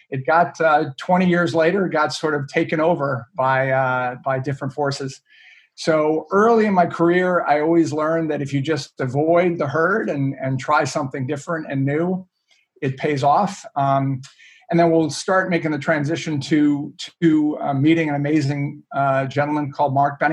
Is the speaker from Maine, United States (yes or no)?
yes; Maine, United States; I grew up in up in Maine, a little town in the middle of on the coast in Maine, and my family moved me up when I was young